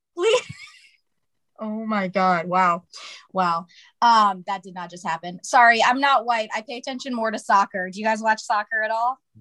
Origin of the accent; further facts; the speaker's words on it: Toledo, Ohio, United States; moved away as an adult; now in California, United States; so I'm originally from Ohio